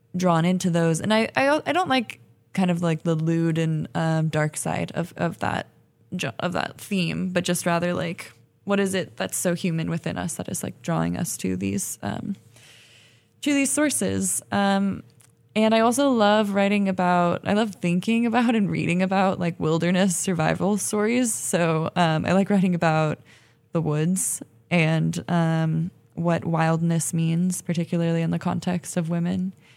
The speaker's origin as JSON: {"language": "English", "town": "Berkeley", "region": "California", "country": "United States", "tie": "born or raised there", "also_born_or_lived": "El Sobrante, California", "said": "I grew up in Berkeley, um, and in El Sobrani, which is, uh, kinda outside of Richmond, so in the Bay Area"}